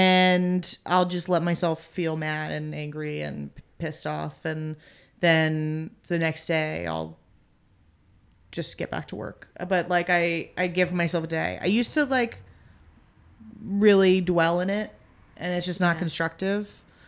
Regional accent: United States; but screenplays are hard because I'm American. I can't read in a foreign language.

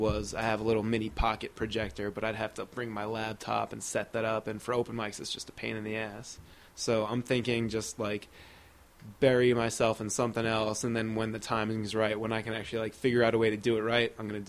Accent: Hillsborough, New Jersey, United States; Yeah, went to Hillsborough there the whole time, and then didn't go too far from home for college, went to Rutgers.

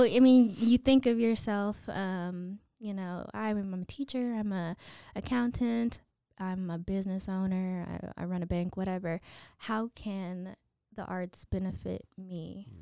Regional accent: Waco, Texas, United States; also born or lived in Chicago / Baton Rouge; we moved here when I was five and did all my schooling in Waco I S D

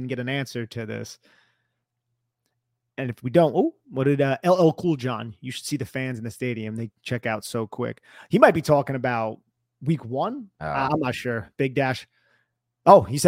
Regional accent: New Jersey, United States; moved away as an adult; now in Arizona, United States; I'm a Paisan from New Jersey. He asked if I'm from New York, New Jersey, or if I'm from Arizona. I moved out to Arizona during the pandemic, probably moving back to Jersey shortly

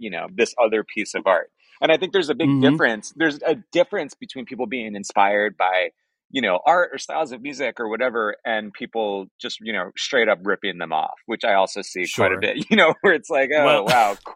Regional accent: Long Island, New York, United States; I'm from Long Island

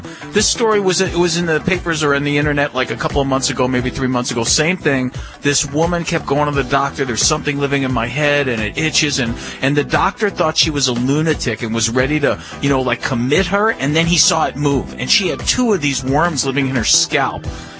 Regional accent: New York City, New York, United States; I grew up in Canarsie in East New York.

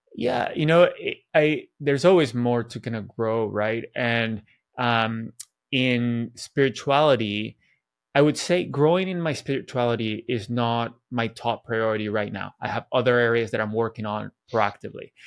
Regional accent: Venezuela; moved away; I grew up in Venezuela where everybody was Catholic.

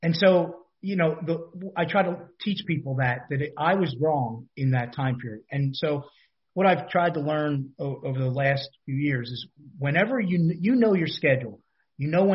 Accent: Philadelphia, Pennsylvania, United States; I grew up in a tiny little row home in Philadelphia.

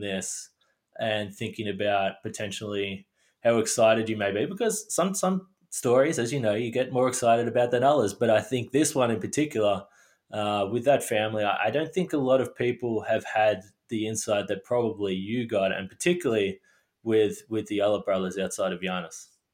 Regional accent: Australia; being Australian

